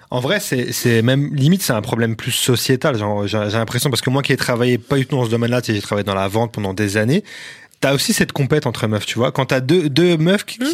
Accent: France; on est vraiment des Français

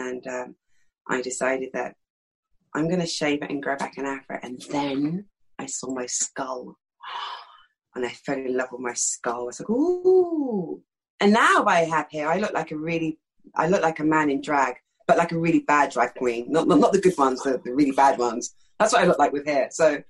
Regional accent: London, United Kingdom; accent: East London; I'm from East London. This accent's totally affected. I grew up speaking like that, do you know what I mean? That's how I grew up speaking.

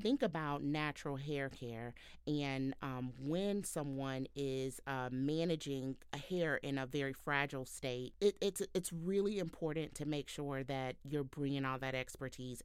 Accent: Houston, Texas, United States; now in Cincinnati, United States; I'm a Southern girl like Brianne. I'm from Houston, Texas, and, um, currently living in Cincinnati

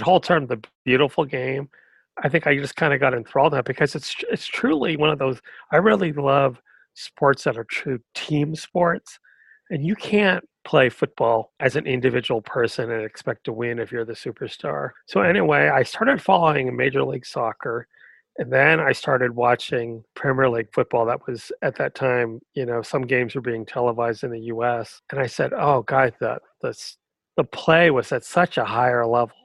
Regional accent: Oakland, California, United States; I grew up in Oakland, California

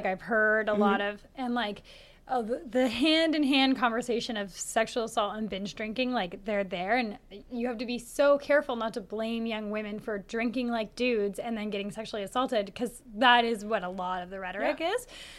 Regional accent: Canada; We're so Canadian.

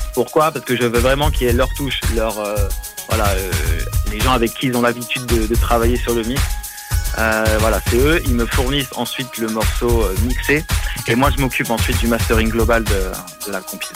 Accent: Metz, Grand Est, France; je viens donc de France, dans le nord-est, c'est une ville qui s'appelle Metz.

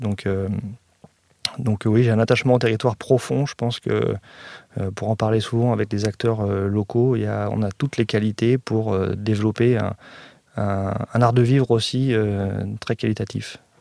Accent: Évry, Île-de-France, France; je suis né donc à, à Évry, parce qu'avant c'était la ville d'Évry et pas Évry-Courcouronne

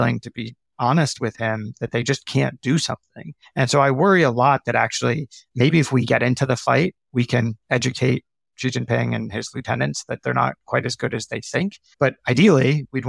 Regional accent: United States; as an American

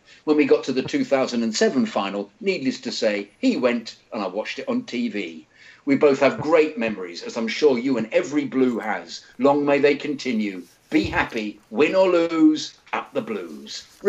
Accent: India; I was born and raised in India, and it was back in 2001 too they started broadcasting the Premier League properly in India.

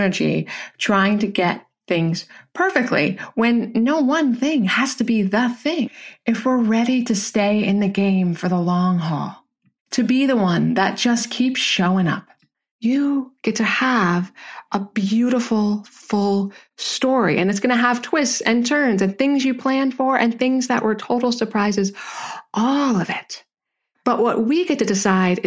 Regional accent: Jersey Shore, New Jersey, United States; I'm a Jersey girl, right? I was raised near the Jersey Shore

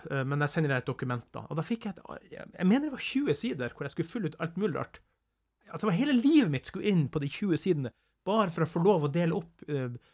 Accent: Northern Norway, Norway; som nordlending

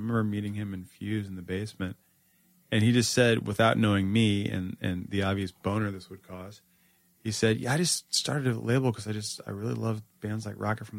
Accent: Northern Virginia, United States; now in New York, United States; I grew up in Northern Virginia

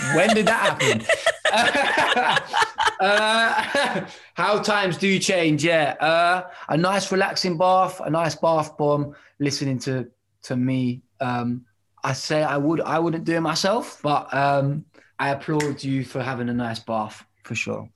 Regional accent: Bedford, East of England, United Kingdom; I am from Bedford

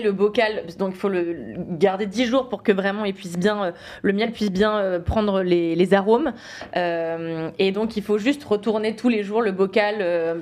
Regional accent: Levallois-Perret, Île-de-France, France; j'ai grandi à Levallois-Perret

